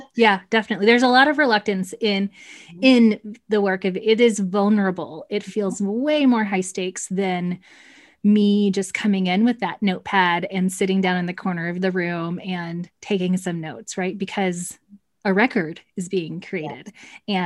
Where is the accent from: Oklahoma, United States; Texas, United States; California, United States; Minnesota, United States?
Texas, United States; moved away as an adult; also born or lived in Central Ohio; now in Ohio, United States; I say y'all because I am definitely from Texas, but I currently reside in the Midwest